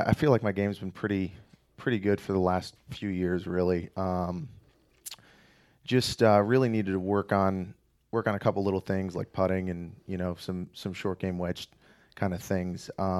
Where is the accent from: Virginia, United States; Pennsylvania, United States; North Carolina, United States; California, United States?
Pennsylvania, United States; DuPont; So I grew up in a very small town just outside of Scranton, PA, called DuPont.